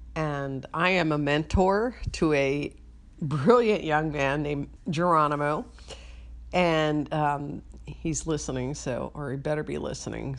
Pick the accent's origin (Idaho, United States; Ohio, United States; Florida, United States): Ohio, United States; Cincinnati; my hometown of Cincinnati